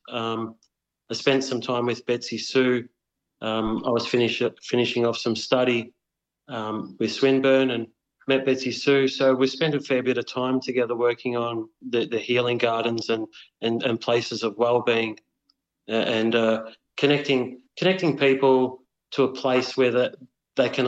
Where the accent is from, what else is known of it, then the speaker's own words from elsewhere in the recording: Wheelers Hill, Victoria, Australia; And uh, so I grew up in in Wheelers Hill, and uh, we had Jells Park down the road.